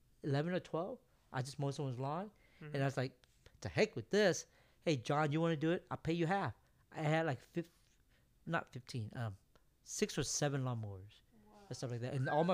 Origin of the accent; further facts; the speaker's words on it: Vietnam; born there; moved away; I was born in Vietnam. You're right.